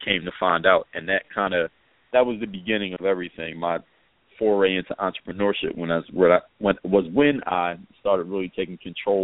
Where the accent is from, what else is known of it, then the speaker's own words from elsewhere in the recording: Philadelphia, Pennsylvania, United States; moved away as an adult; now in South Florida, United States; my background is I'm originally from Philadelphia, PA, and now reside in South Florida